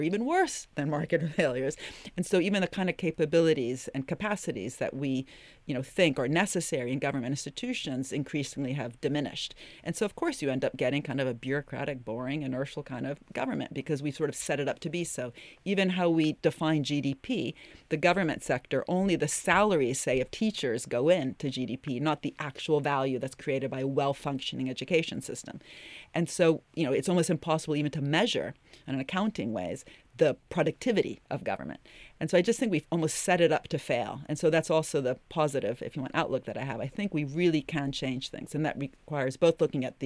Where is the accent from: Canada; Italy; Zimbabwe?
Italy; I'm from Italy